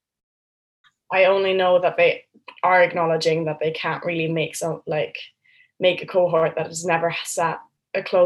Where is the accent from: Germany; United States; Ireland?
Germany; Berlin; moved away as an adult; now in Cambridge, United Kingdom; And I'm from Berlin, so I'm an international student as well.